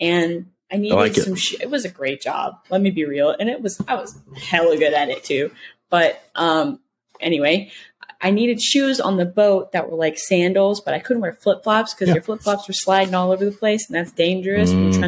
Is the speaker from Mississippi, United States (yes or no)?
yes; Mississippi, United States; I'm a Southern girl. I'm a Southern belle through and through, born and raised in Mississippi, y'all.